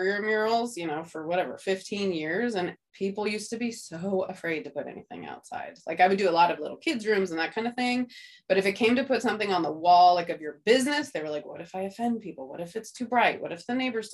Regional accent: outside of Redding, Northern California, United States; moved away as an adult; also born or lived in Santa Barbara, California; now in San Diego, United States; I'm from California, from Northern California

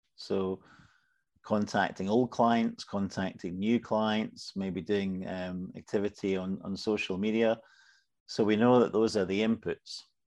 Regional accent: Scotland, United Kingdom; I'm Scottish.

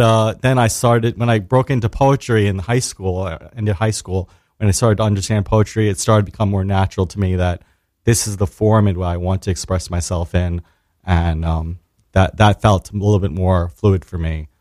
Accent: New York City, New York, United States; I was born and raised in Staten Island, New York

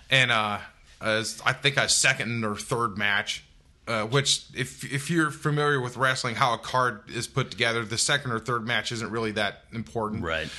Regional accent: United States; I grew up two hours outside of Memphis

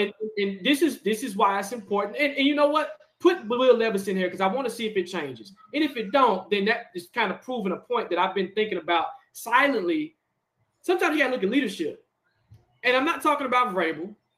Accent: Nashville, Tennessee, United States; We're from Tennessee, born and raised, Nashville, in SEC country

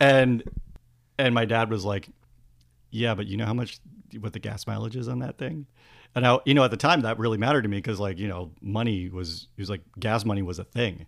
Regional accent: Worcester, Massachusetts, United States; I grew up in Massachusetts.

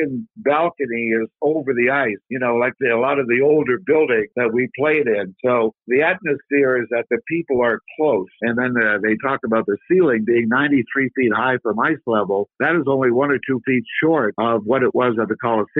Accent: Ottawa, Ontario, Canada; we had very good coaching in Ottawa, Canada, my hometown

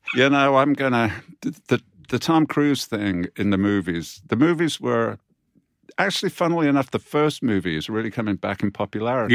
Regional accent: United Kingdom; we as British authors

